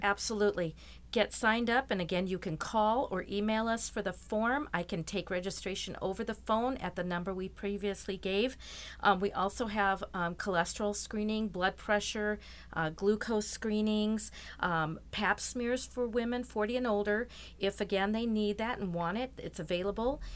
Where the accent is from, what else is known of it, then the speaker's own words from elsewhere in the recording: Rochester, Minnesota, United States; I'm from Rochester, born and raised